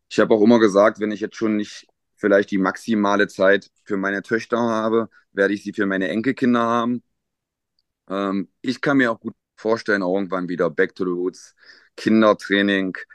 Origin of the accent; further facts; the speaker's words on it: Magdeburg, Saxony-Anhalt, Germany; dass zwei gebürtige Magdeburger halt in ihrer Heimatmannschaft dann auch in der Verantwortung stehen. Ja. Ähm, ich glaube, es gibt ganz wenige Trainer, die das noch in ihrer Geburtsstadt oder in ihrer Heimatstadt machen.